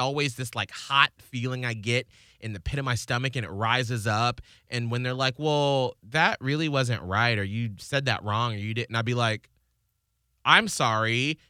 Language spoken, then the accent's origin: English; the South, United States; as a Southerner